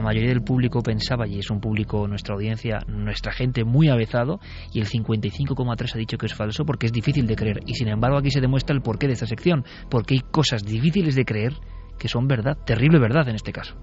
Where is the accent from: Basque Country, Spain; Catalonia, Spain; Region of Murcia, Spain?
Basque Country, Spain; Vitoria-Gasteiz; yo como vitoriano, nací en Vitoria